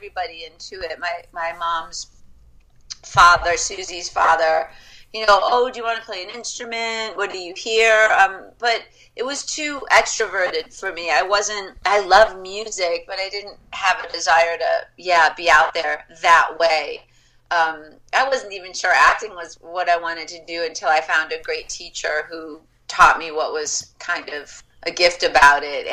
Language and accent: English; Michigan, United States; moved away; I grew up in Michigan